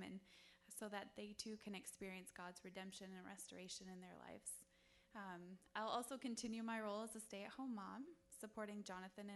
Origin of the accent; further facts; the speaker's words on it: Wisconsin, United States; I was born and raised in Wisconsin